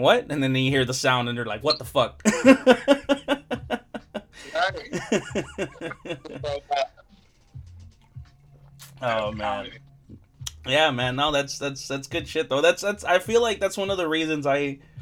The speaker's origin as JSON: {"language": "English", "town": "Compton", "region": "California", "country": "United States", "tie": "born or raised there", "said": "I grew up in Compton, so, and like I'm still here in Compton"}